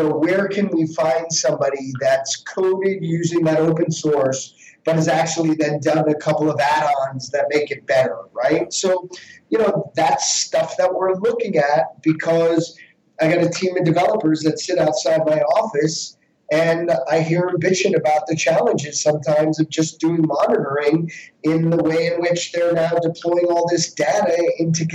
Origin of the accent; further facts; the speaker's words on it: Westchester, New York, United States; as a kid, you know, growing up in Westchester